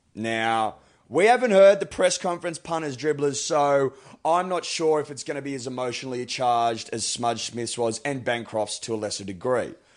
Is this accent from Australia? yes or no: yes; Australia; me as an Australian